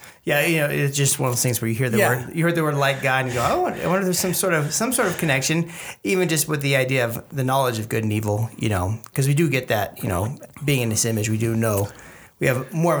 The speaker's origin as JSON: {"language": "English", "town": "Los Angeles", "region": "California", "country": "United States", "said": "I'm from Los Angeles"}